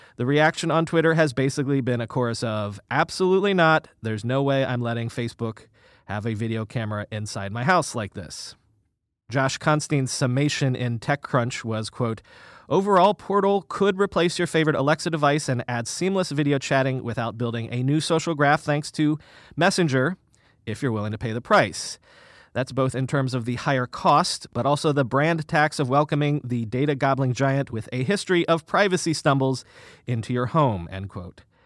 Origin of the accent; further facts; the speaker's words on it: the South, United States; also born or lived in Northeast United States; now in New York, United States; I grew up in the South